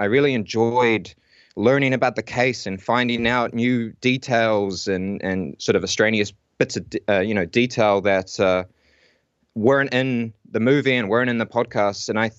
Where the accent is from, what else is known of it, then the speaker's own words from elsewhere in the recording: Whanganui, Manawatū-Whanganui, New Zealand; also born or lived in Auckland; now in Wellington, New Zealand; I'm actually originally from Whanganui. And my wife, she's from Auckland. And when I moved to Auckland to do some, you know, university stuff, we met there. And then we ended up sort of moving down to Wellington.